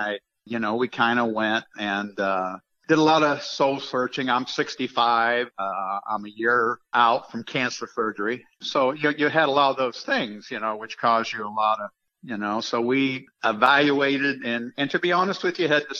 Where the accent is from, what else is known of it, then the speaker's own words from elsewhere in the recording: Ohio, United States; I'm from Ohio